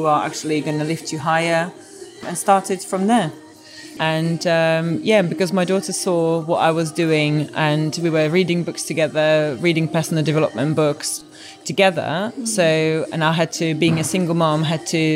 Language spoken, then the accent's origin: English; Prague, Czechia; now in United Kingdom; I'm originally from Czech Republic, from Prague, so I grew up there and I came to UK about 2000